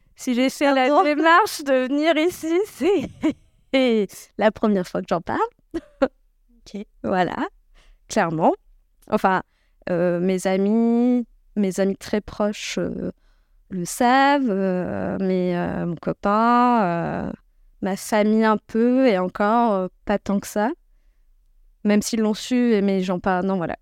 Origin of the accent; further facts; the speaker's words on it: Creuse, Nouvelle-Aquitaine, France; je suis née en Creuse